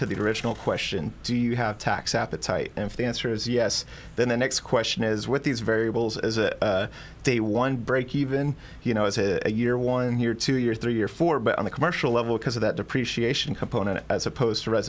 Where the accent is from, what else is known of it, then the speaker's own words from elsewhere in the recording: Texas, United States; now in Hawaii, United States; being my home state